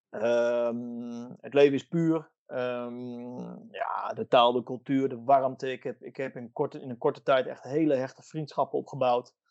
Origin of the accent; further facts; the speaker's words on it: Italy; Dutch is a second language; ik ben hier op mijn plek. Ik ben een Italiaan.